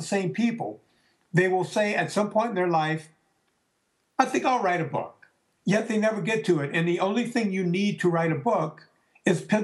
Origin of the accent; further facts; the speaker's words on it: the South, United States; we're both Italians from the South